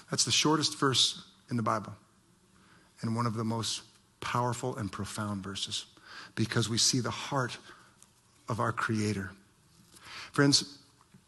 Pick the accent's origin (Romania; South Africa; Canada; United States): United States; Ohio; moved away; I remember growing up in Ohio and my dad teaching me to drive